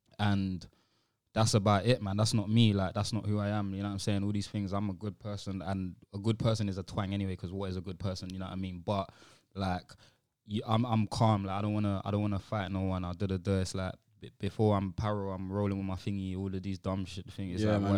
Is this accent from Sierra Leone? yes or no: yes; Sierra Leone; Like, I'm from Sierra Leone where it's like, you can't step out of a car without people coming up to you with their hand at its peak, you get me?